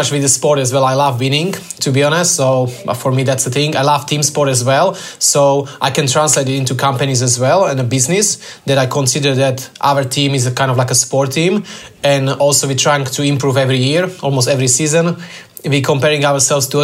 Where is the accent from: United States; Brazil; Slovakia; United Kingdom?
Slovakia; moved away as an adult; now in Australia; I'm originally from Slovakia